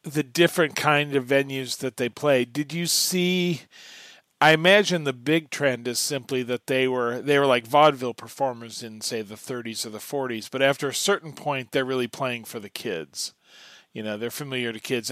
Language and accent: English; Kansas, United States; moved away; I'm originally from Kansas